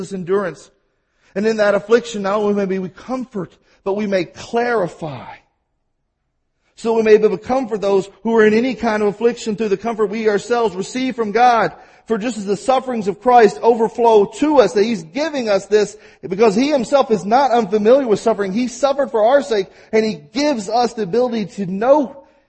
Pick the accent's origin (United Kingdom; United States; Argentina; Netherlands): United States; Mississippi; accent: Mississippi; I have my Mississippi accent